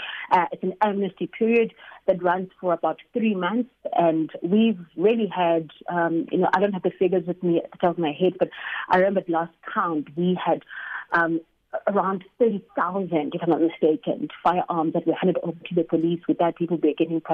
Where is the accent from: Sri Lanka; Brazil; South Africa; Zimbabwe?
South Africa; Katlehong, Gauteng; Katlehong, which also happened to be my hometown.